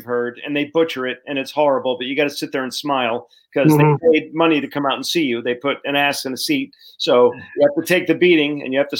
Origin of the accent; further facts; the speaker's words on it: Rhode Island, United States; I'm from Rhode Island